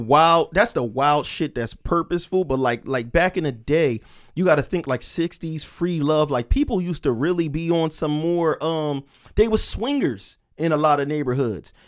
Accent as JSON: {"language": "English", "town": "Camden", "region": "New Jersey", "country": "United States", "tie": "born or raised there", "said": "I'm from Camden."}